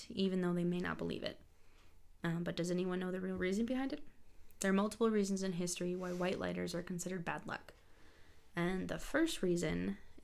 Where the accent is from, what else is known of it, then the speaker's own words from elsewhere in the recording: United States; I'm so American